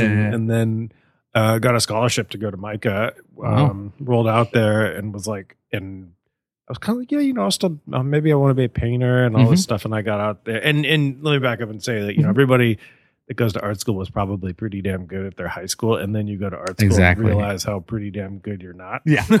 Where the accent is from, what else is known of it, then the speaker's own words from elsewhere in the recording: San Francisco, California, United States; moved away as an adult; also born or lived in Santa Barbara / Baltimore; I grew up in Chinatown in San Francisco